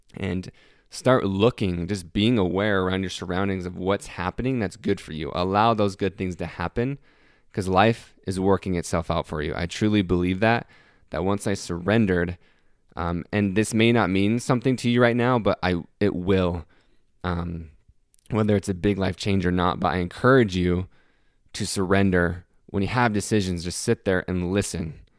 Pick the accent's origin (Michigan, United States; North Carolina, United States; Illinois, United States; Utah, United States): Utah, United States; Salt Lake City; moved away as an adult; now in Greenville, United States; I'm moving away from Salt Lake City, Utah, where I was born and have lived my entire life.